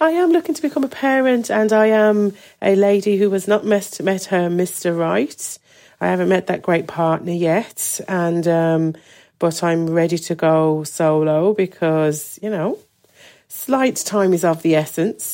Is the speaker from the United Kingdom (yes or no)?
yes; Birmingham, West Midlands, United Kingdom; moved away as an adult; also born or lived in Dublin, Ireland; now in Donegal, Ireland; growing up in Birmingham, um, I always loved it. But from nineteen, I left and travelled and studied in different places.